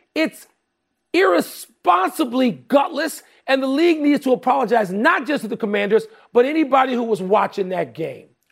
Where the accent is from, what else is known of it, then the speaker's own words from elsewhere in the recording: Chicago, Illinois, United States; in my hometown